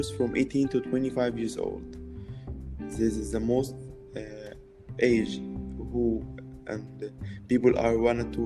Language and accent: English; Asyut, Asyut Governorate, Egypt; I'm from Asyut in Upper Egypt.